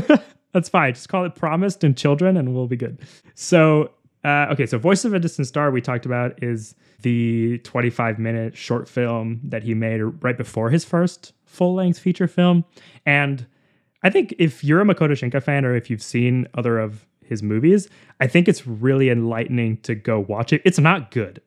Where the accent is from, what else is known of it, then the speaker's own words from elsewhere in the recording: Seattle, Washington, United States; I grew up in Seattle